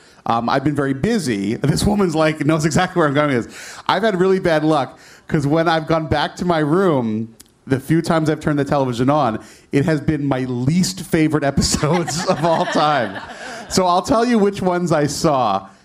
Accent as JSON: {"language": "English", "region": "New Jersey", "country": "United States", "said": "I'm from New Jersey. I am from New Jersey."}